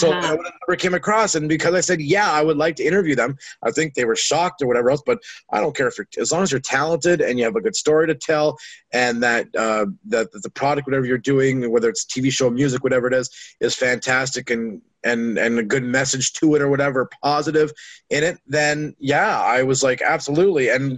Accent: Canada; I'm losing Canadian listeners now because I'm still Canadian and that stuff there.

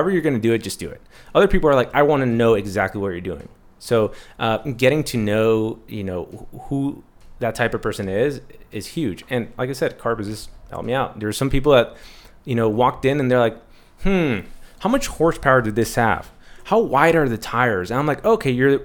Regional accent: San Diego, California, United States; also born or lived in Los Angeles / Tijuana (family); I was born and raised here in San Diego

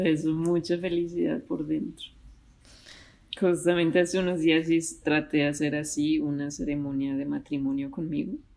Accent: Mexico; now in Bogotá, Colombia; yo soy mexicana, pero radico ahorita en Bogotá, Colombia.

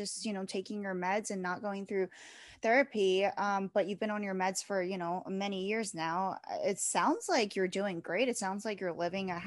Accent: East Coast, United States; I am from the East Coast, so I do go up there a lot

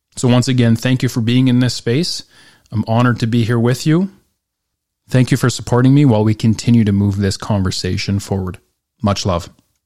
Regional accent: Northern Alberta, Canada; growing up in Northern Alberta

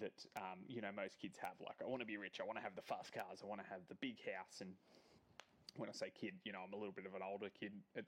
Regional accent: Gold Coast, Queensland, Australia; I was born on the Gold Coast

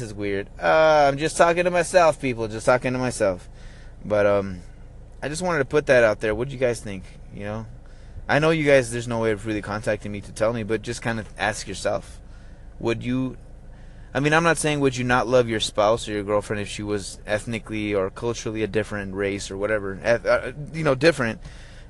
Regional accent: United States; I'm a Hispanic American. I'm an American, you know. I was born here.

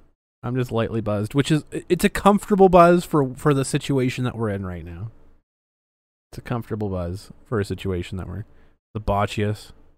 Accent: Ireland; I'm Irish. I can drink.

